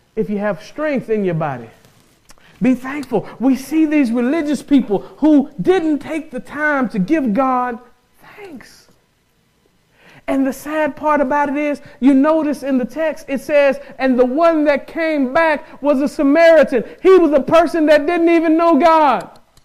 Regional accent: the South, United States; I'm from the South

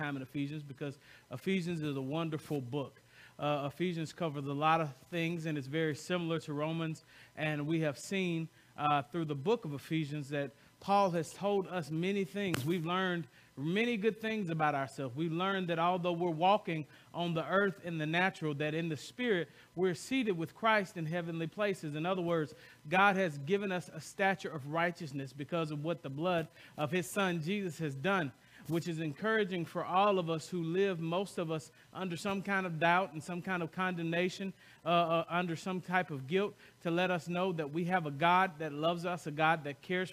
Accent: the South, United States; I'm from the South

